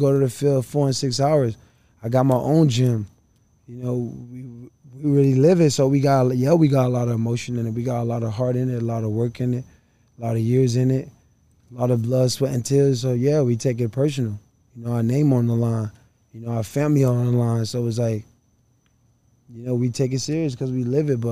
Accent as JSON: {"language": "English", "town": "Miami", "region": "Florida", "country": "United States", "tie": "born or raised there", "said": "I grew up right here in Liberty City"}